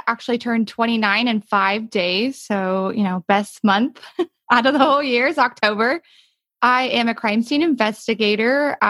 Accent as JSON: {"language": "English", "region": "New Jersey", "country": "United States", "tie": "born there", "lives_now": "Texas, United States", "said": "I was born in New Jersey. I didn't live there for too long. I'm a military brat. That's what brought me to Texas"}